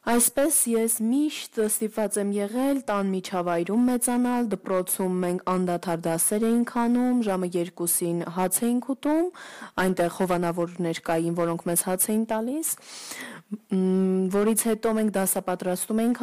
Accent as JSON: {"language": "Armenian", "region": "Istanbul", "country": "Turkey", "tie": "born or raised there", "moved": "yes", "lives_now": "Armenia", "said": "ես մեծացել եմ այնտեղ"}